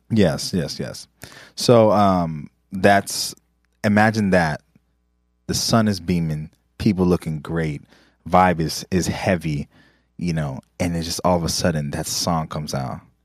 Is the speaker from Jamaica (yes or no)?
yes; Jamaica; I'm Jamaican